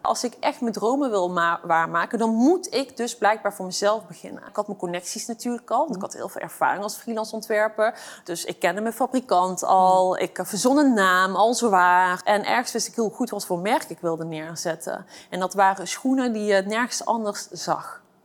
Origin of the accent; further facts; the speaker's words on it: Eindhoven, North Brabant, Netherlands; Ik ben opgegroeid in eh, Eindhoven, in een eh, achterstandswijk. En eh, daar kom ik vandaan. En ik ben een geboren en getogen Eindhovenaar.